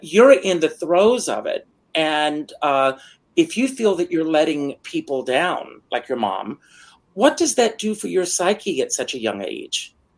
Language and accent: English; Myrtle Beach, South Carolina, United States; moved away; Myrtle Beach, which is my hometown